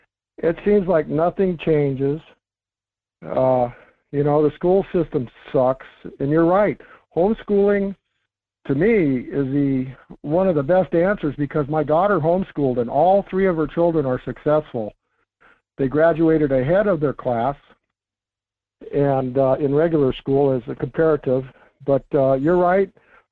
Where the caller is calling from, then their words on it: Fairbanks, Alaska, United States; This is … calling from Fairbanks